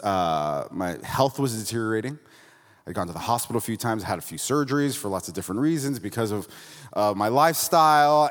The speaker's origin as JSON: {"language": "English", "region": "Florida", "country": "United States", "moved": "yes", "lives_now": "Santa Cruz, United States", "said": "I'm from Florida originally"}